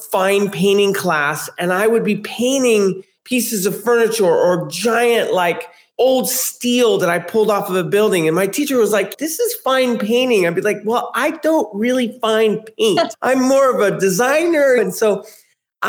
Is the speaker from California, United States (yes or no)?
yes; San Francisco, California, United States; I grew up in San Francisco